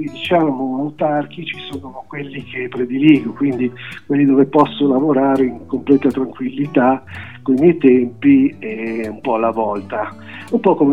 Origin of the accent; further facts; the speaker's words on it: Milan, Lombardy, Italy; sono di Milano e lavoro diciamo, come regista nottetempo